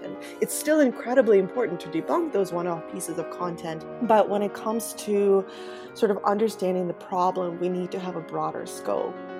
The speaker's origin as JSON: {"language": "English", "country": "Ukraine", "tie": "born or raised there", "moved": "yes", "said": "my home country of Ukraine"}